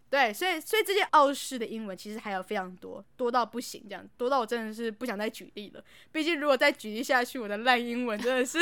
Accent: Taiwan; 我们台湾人

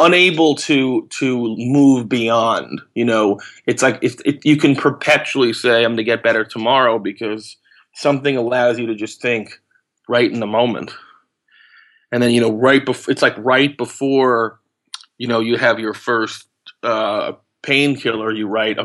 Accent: New York, United States; also born or lived in Los Angeles, United States; I moved from there when I was 5 to New York, and I've sort of been here ever since.

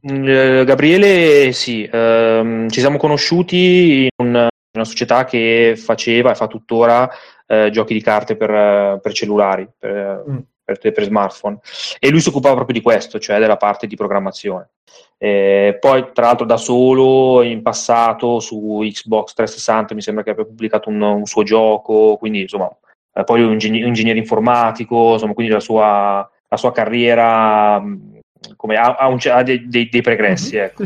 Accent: Milan, Lombardy, Italy; io sono di Milano, nel senso che sono nato a Milano.

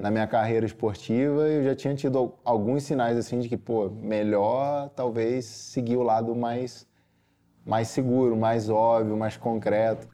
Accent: Petrópolis, Rio de Janeiro, Brazil; Sou nascido e criado em Petrópolis, nestas mesmas montanhas

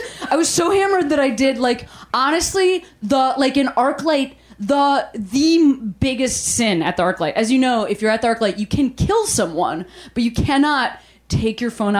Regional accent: Chicago, Illinois, United States; She's a nice person. I'm from Chicago.

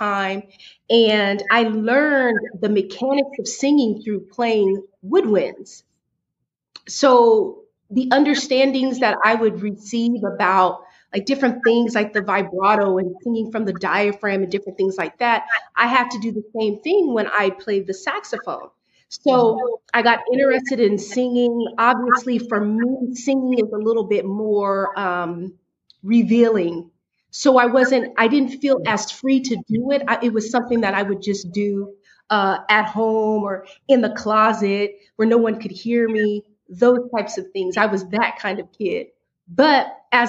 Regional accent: Sacramento, California, United States; also born or lived in Oakland, California; I was born in Oakland, California, raised in Sacramento, California

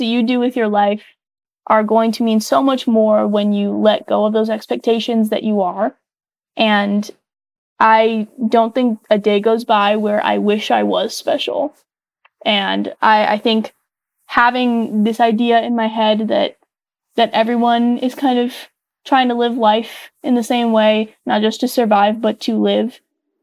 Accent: Las Vegas, Nevada, United States; growing up in Vegas

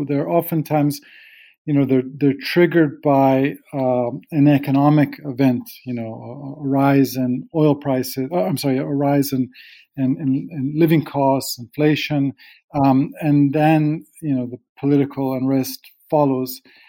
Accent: Michigan, United States; moved away; I have the last 2 months been back at home where I grew up in Michigan

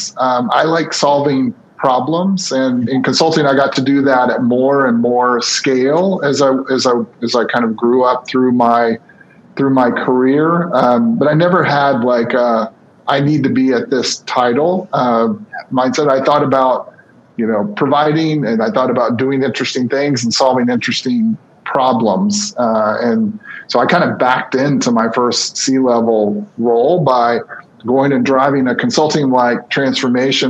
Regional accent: Birmingham, Alabama, United States; moved away as an adult; also born or lived in Pensacola, Florida / San Francisco / Atlanta; I grew up in the southeast of the United States. I grew up in Birmingham, Alabama, and Pensacola, Florida

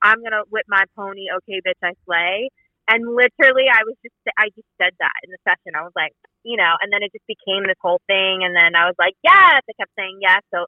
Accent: New Jersey, United States; now in Los Angeles, United States; I'm literally currently in South Jersey, New Jersey, where I grew up

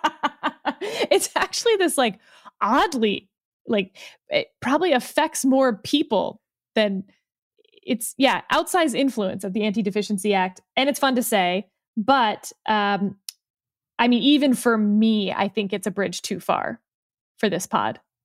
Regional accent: Texas, United States; now in Northern Virginia, United States; as a Texan

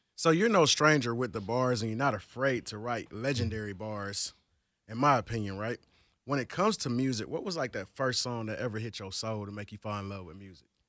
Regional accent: the South, United States; I'm from the South

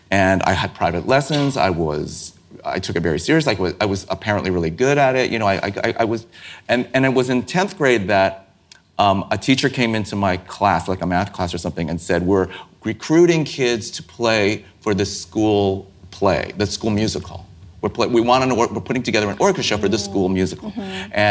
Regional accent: San Francisco, California, United States; I grew up in San Francisco

